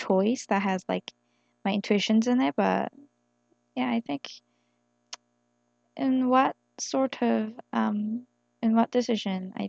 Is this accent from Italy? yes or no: no; South Korea; English is a second language; born and raised in Korea